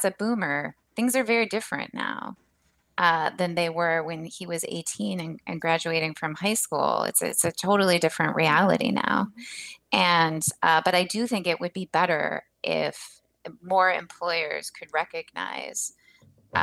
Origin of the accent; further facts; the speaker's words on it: Rust Belt, United States; moved away; my hometown has been featured in the New York Times for being one of these, you know, Rust Belt American canary in the coal mine sort of places